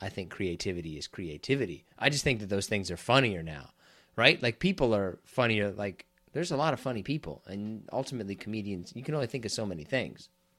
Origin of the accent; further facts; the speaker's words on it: Kansas, United States; I'm also from Kansas